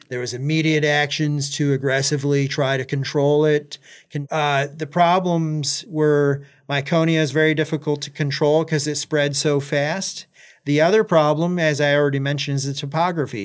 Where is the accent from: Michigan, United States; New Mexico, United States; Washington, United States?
Michigan, United States; Alma; moved away as an adult; also born or lived in Maui, Hawaii; now in Gainesville, United States; I was born and raised in Michigan, uh, from Elma, Michigan, which is right in the middle of the mitten